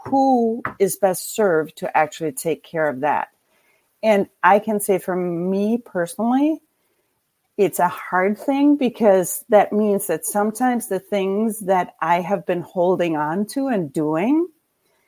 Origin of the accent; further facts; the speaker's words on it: Denmark; moved away as an adult; now in Traverse City, United States; I grew up in Denmark